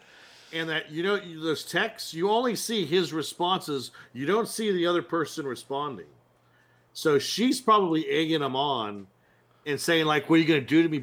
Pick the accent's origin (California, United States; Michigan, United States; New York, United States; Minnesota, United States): California, United States; Northern; I was born and raised in Northern California